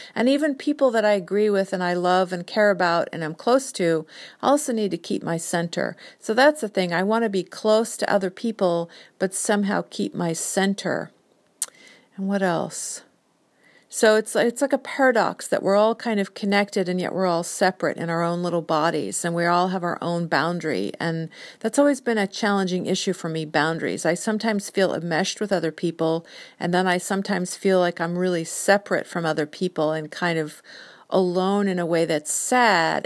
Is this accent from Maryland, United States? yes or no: no; Whidbey Island, Washington, United States; also born or lived in San Diego, California; now in Seattle, United States; we grew up in San Diego and my parents divorced when I was four and then my mom and I moved up to Washington State, Whidbey Island when I was nine